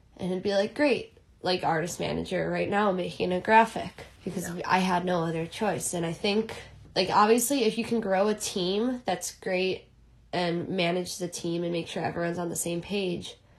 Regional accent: Chicago, Illinois, United States; now in New York, United States; I'm originally from Chicago. I live in New York now

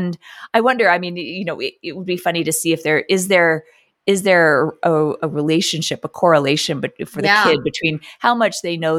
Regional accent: New York City, New York, United States; I grew up in New York City

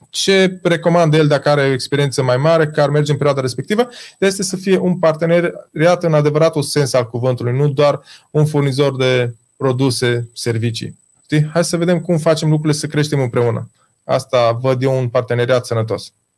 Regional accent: Baia Mare, Maramureș County, Romania; noi suntem din Baia Mare, așa vorbim noi

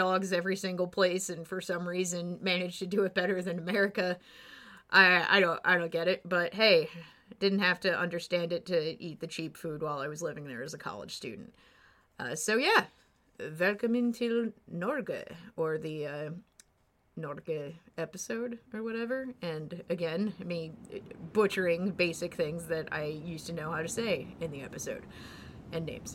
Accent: United States; accent: American; I'm American

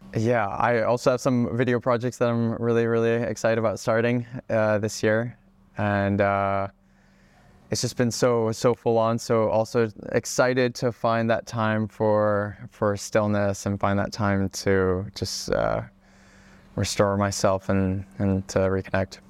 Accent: Hawaii, United States; moved away as an adult; also born or lived in Czech Republic / Oregon; I am originally from the Czech Republic, but I moved to Hawaii when I was about five years old, uh, which was the most incredible place to grow up.

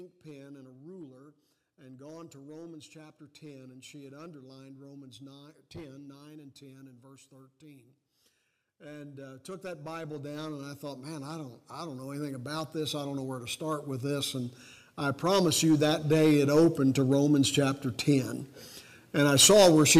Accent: Cincinnati, Ohio, United States; I was born in Cincinnati, Ohio

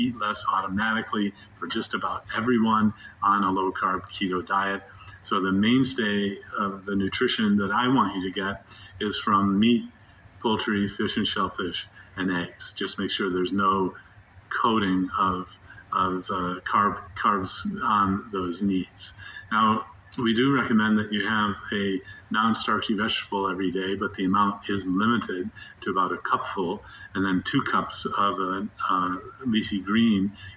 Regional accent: Midwest, United States; now in Durham, United States; I grew up in the Midwest, having bratwurst and sauerkraut and mustard

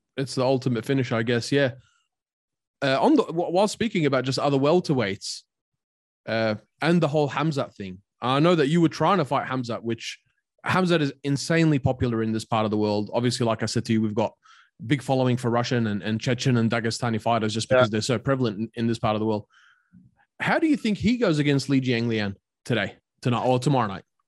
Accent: Australia; I grew up in Australia, but also I moved to Australia when I was nine years old

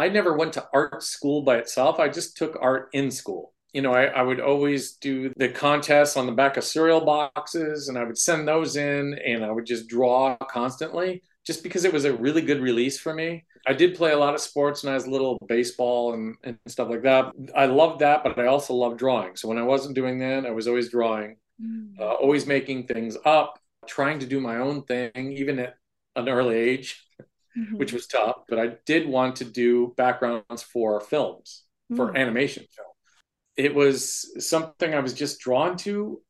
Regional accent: San Jose, California, United States; now in Perrysburg, United States; Originally San Jose, California.

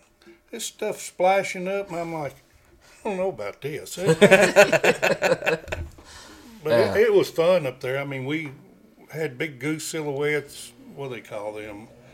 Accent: Kentucky, United States; And he said, where are you from? I said, Kentucky.

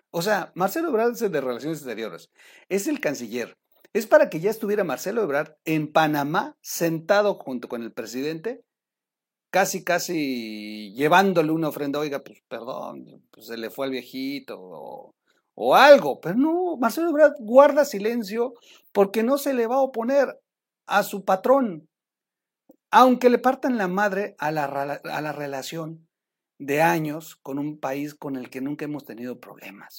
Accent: Mexico; como mexicano

